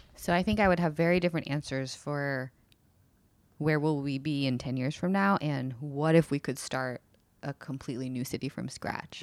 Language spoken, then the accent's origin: English; United States; moved away as an adult; also born or lived in San Francisco; now in Seattle, United States; I really grew up in uh, New Jersey and New York